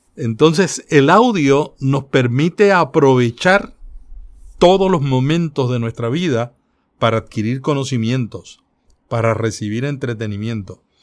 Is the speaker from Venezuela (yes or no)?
no; Puerto Rico; los puertorriqueños, eh, tenemos mucho de los andaluces